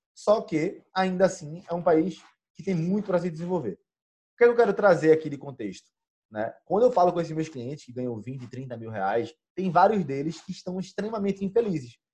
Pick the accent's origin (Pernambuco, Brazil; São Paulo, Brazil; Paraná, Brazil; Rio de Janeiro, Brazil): Pernambuco, Brazil; a primeira vez que eu saí de Pernambuco